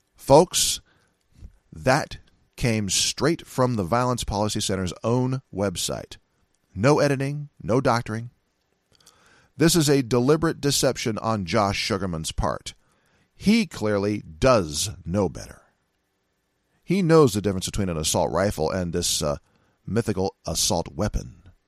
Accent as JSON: {"language": "English", "area": "Silicon Valley", "region": "California", "country": "United States", "tie": "born or raised there", "also_born_or_lived": "San Francisco, California / Seattle, Washington", "moved": "yes", "said": "I'm from Silica, uh, Silicon Valley, California"}